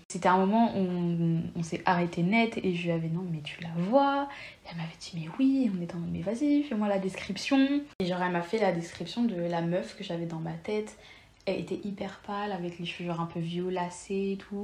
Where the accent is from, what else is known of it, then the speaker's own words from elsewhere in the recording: Lyon, Auvergne-Rhône-Alpes, France; Je suis née à Lyon. Je suis franco-espagnole.